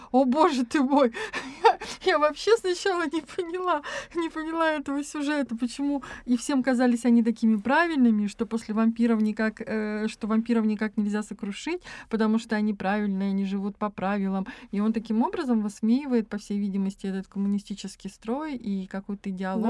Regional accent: a stanitsa in Krasnodar Krai, Russia; moved away as an adult; now in Saint Petersburg, Russia; я э, вообще родилась в станице в Краснодарском крае. И э, я с ужасом думала о том, как я поеду в город

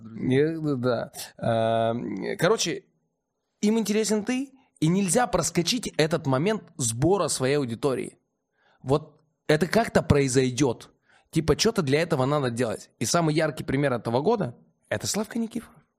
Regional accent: Omsk, Omsk Oblast, Russia; в родном городе

